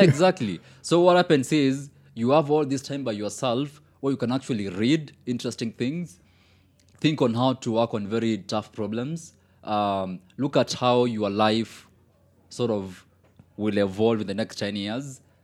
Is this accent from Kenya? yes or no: yes; Kenya; even as a Kenyan